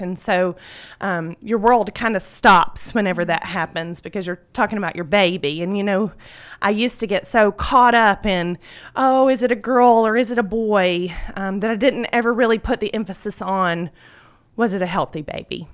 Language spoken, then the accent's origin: English; Carroll County, Georgia, United States; I was born and raised in Carroll County